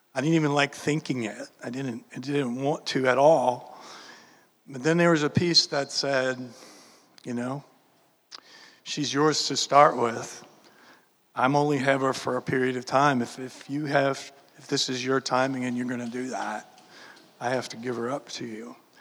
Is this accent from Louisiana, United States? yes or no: yes; New Orleans, Louisiana, United States; I was born and raised in New Orleans, Louisiana.